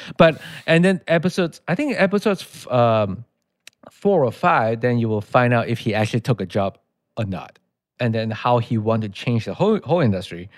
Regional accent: Malaysia; English is a second language; moved away as an adult; now in United States; I'm from Malaysia

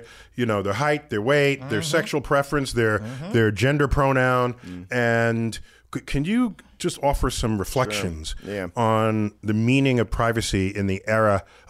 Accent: New York City, New York, United States; I grew up in New York City.

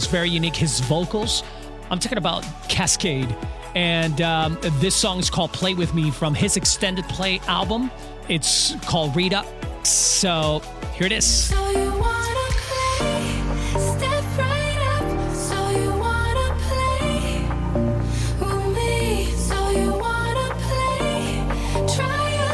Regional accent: San Juan, Puerto Rico; now in Miami, United States; I'm from San Juan, Puerto Rico

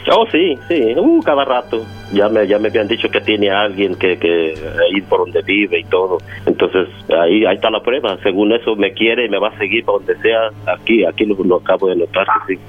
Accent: Mexico; yo soy de México

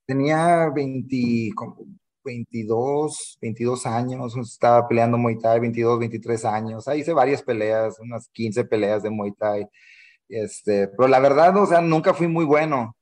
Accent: Matamoros, Tamaulipas, Mexico; moved away as an adult; also born or lived in Weslaco, Texas; Soy mexicano, nací en Matamoros, Tamaulipas.

